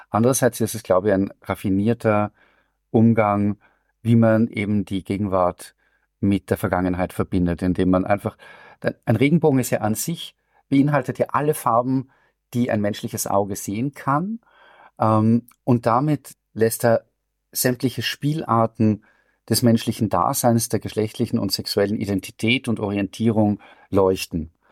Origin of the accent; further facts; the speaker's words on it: Vienna, Austria; Da will man sozusagen als Wiener und gar nicht jammern, was natürlich dem Wiener an und für sich ein großes Problem ist, weil das gehört zu dieser Stadt.